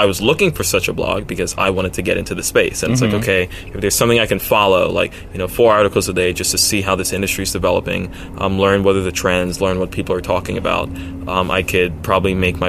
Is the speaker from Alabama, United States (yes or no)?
no; Brooklyn, New York, United States; also born or lived in Sweden / Venezuela / Baltimore; I was born in New York, Brooklyn, a part that wasn't exactly, like, you know, safe back then. And I lived 2 years briefly in Sweden, then came back to Brooklyn, then lived two years in Venezuela, then came back to Brooklyn again.